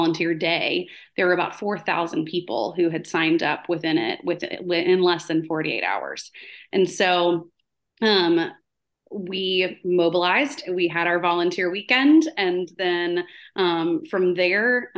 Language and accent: English; New Orleans, Louisiana, United States; now in Wilson County, Tennessee, United States; I'm from New Orleans, is where I was raised for most of my life.